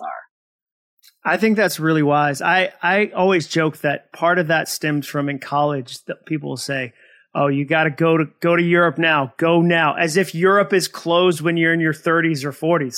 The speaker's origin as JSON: {"language": "English", "region": "Massachusetts", "country": "United States", "tie": "born or raised there", "also_born_or_lived": "Birmingham, Alabama", "moved": "as an adult", "said": "I grew up in Massachusetts, school in Birmingham"}